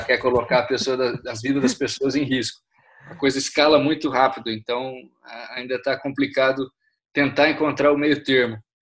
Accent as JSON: {"language": "Portuguese", "region": "Minas Gerais", "country": "Brazil", "also_born_or_lived": "São Paulo", "moved": "as an adult", "said": "trabalhando na área de direito tributário em São Paulo, mas sou de Minas Gerais, estou aqui agora por causa dessa, desse isolamento de quarentena"}